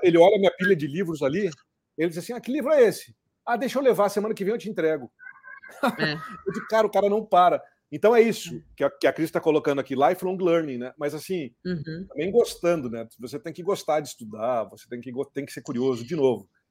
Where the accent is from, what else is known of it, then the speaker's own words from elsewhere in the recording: Cruz Alta, Rio Grande do Sul, Brazil; also born or lived in Porto Alegre / Rio de Janeiro; now in São Paulo, Brazil; eu nasci lá em Cruz Alta. É, de Cruz Alta fui para Porto Alegre, de Porto Alegre vim parar em São Paulo e nos últimos 22 anos estou aí entre São Paulo e Rio